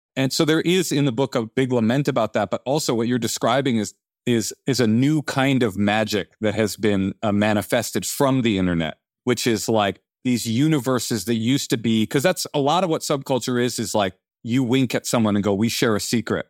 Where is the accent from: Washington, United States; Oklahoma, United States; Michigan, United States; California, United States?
California, United States; Oakland; I was raised in Oakland